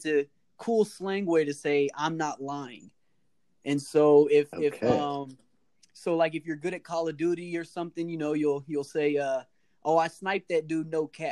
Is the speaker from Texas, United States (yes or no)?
yes; outside of Houston, Texas, United States; I grew up a little bit outside of Houston, so I don't really claim Houston, Texas, but I am from Texas, Texas boy here.